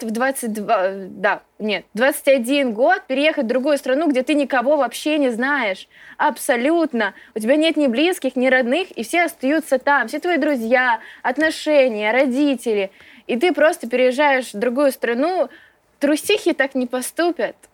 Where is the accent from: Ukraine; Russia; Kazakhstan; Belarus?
Ukraine; Родом я с Украины. Папа у меня с Украины.